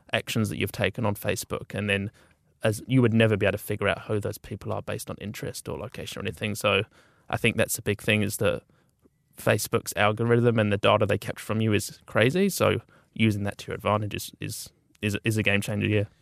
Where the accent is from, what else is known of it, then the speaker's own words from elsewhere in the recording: Auckland, New Zealand; also born or lived in Dunedin; we'd finished, sort of done our time in Dunedin and we're all from Auckland.